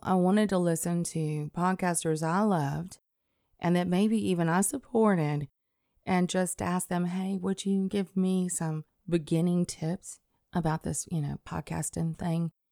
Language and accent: English; Athens, Alabama, United States; moved away as an adult; also born or lived in Scottsboro, Alabama / Pisgah, Alabama / New Jersey; I was born and raised in Athens, Alabama.